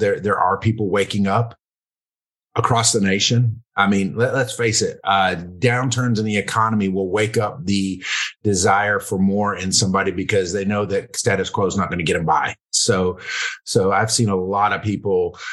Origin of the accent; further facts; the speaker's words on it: Louisiana, United States; moved away as an adult; now in Middle Tennessee, United States; I was born in Louisiana